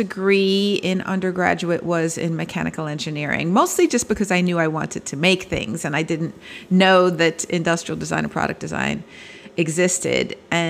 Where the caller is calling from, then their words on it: Bloomfield Hills, Michigan, United States; I am calling in from Bloomfield Hills, Michigan, on the campus of the Cranbrook Academy of Art. And we are just outside Detroit.